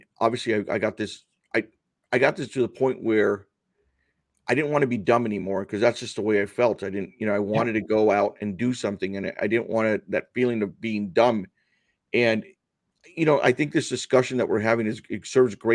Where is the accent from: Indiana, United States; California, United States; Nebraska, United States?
California, United States; Los Angeles; first language Spanish; English is a second language; I was born in Los Angeles